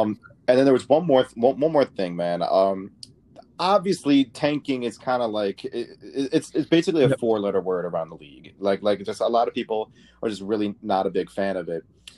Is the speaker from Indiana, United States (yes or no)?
no; Michigan, United States; moved away as an adult; now in Philadelphia, United States; I'm from Michigan. Like I grew up in Michigan. And you know, like I kind of grew up a Piston fan before I moved out here